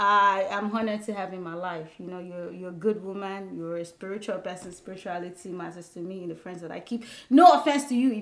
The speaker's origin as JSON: {"language": "English", "country": "Nigeria", "moved": "yes", "lives_now": "United States", "said": "I am Nigerian. Hey, my Naija people"}